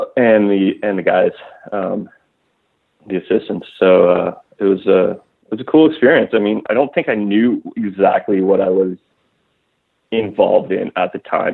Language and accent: English; Ottawa, Ontario, Canada; I grew up in Ottawa, Canada, which is uh, between Toronto and Montreal